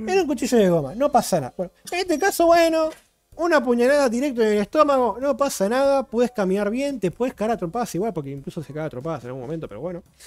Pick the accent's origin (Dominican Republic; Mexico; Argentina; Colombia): Argentina; soy argentino